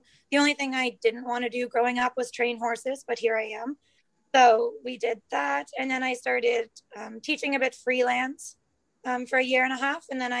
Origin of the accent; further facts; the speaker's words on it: Campbellville, Ontario, Canada; I grew up in Campbellville, Ontario, just outside of Milton.